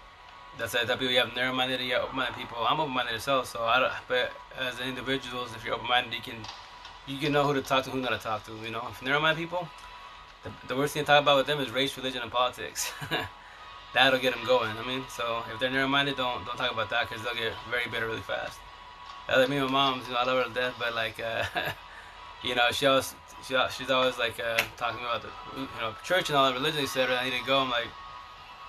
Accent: Yakima Valley, Eastern Washington, United States; I'm from Eastern Washington, Yakima Valley

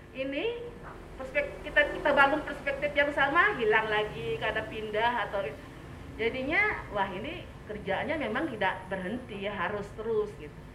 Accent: Singaraja, Bali, Indonesia; kebetulan suami saya orang Singaraja ya sama-sama Singaraja tidak terlalu ketat lah adatnya santai-santai aja gitu

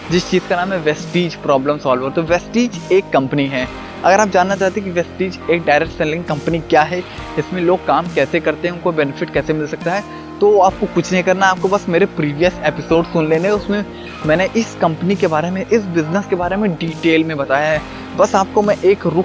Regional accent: Gonda, Uttar Pradesh, India; मैं वैसे मेरा होम टाउन गोंडा सिटी से बिलोंग करता है

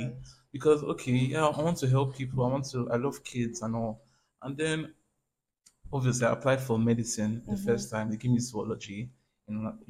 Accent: Nigeria

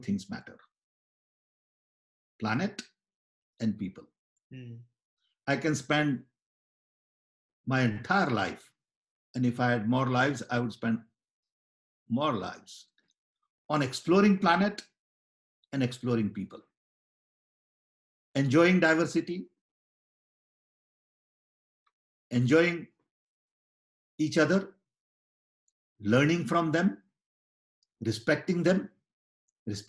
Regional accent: India; I was born in British Raj

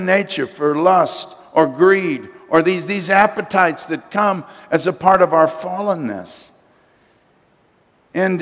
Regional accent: United States; as an American citizen

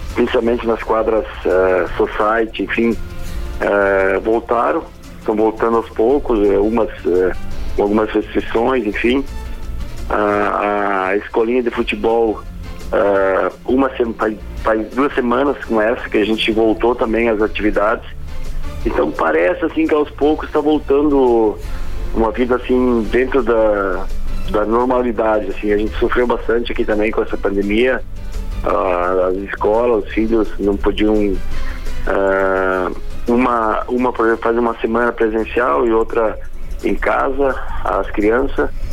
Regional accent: Rondinha, Rio Grande do Sul, Brazil; also born or lived in Pelotas; now in Passo Fundo, Brazil; fico perto da minha cidade natal, que é Rondinha

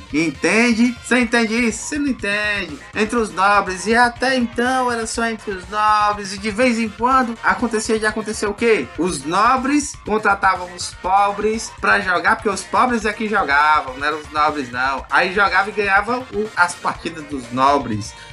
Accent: Fortaleza, Ceará, Brazil; eu como cearense nato e cearense da Gema, eu sou um puta leonense, fortalezense

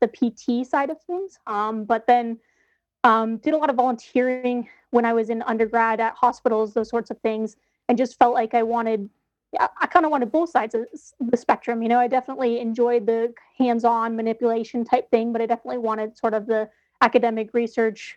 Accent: Aurora, Colorado, United States; I grew up in Aurora

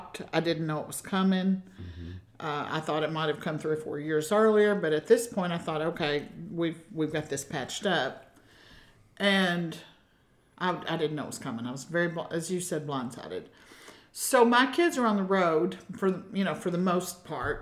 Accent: Kentucky, United States; I'm from Kentucky

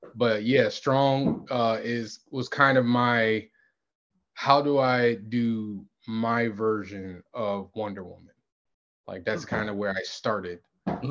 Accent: Connecticut, United States; I was in Connecticut. Nothing against my hometown

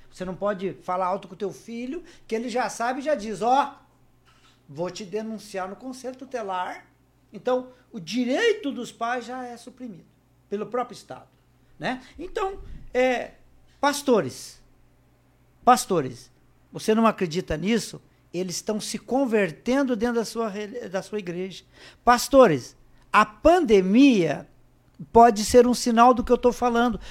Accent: Paraná, Brazil; now in Rio Grande do Sul, Brazil; eu não sou gaúcho, sou do Paraná. Quando eu vim para o Rio Grande do Sul

